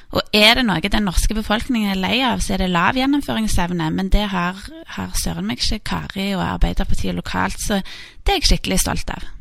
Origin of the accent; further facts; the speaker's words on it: Stavanger, Rogaland, Norway; der jeg vokste opp, eh, Storhaugmarken, som er en sånn grønn oase midt i, midt i byen